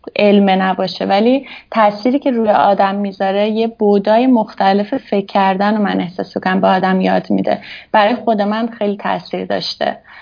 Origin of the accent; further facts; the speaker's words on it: Hamadan, Hamadan Province, Iran; moved away as an adult; also born or lived in Tehran / Tabriz; now in Switzerland; من متولد همدان هستم همدان به دنیا اومدم بعد یه حدود نه سالم اینا که بود با خانوادم اومدیم تهران